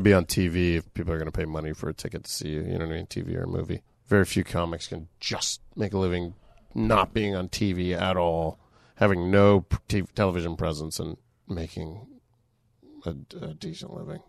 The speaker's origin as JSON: {"language": "English", "town": "Boca Raton", "region": "Florida", "country": "United States", "tie": "born or raised there", "moved": "yes", "said": "growing up in Florida, being very bored"}